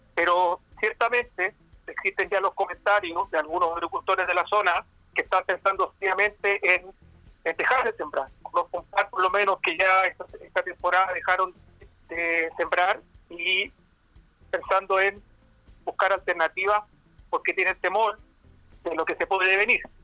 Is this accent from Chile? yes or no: yes; Chile; siendo un chileno a pie